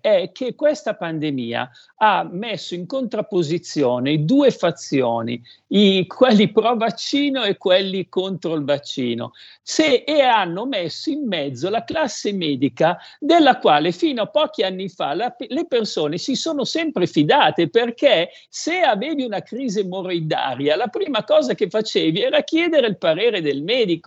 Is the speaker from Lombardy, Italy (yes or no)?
yes; Codogno, Lombardy, Italy; io sono di Codogno